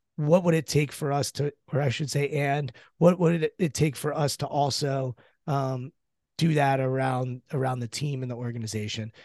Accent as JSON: {"language": "English", "town": "Washington", "region": "District of Columbia", "country": "United States", "tie": "born or raised there", "said": "I'm born and raised in the Washington, D C area"}